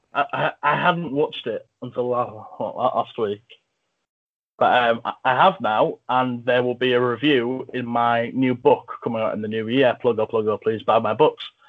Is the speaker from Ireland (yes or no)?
no; England, United Kingdom; I'm from England